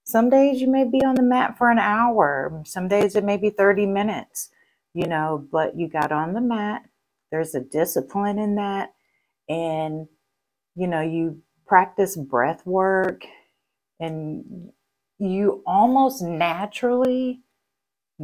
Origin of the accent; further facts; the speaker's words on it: Texas, United States; I'm Texan